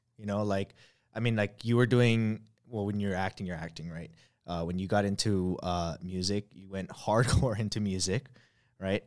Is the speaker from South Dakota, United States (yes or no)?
no; Hawaii, United States; I grew up in Hawaii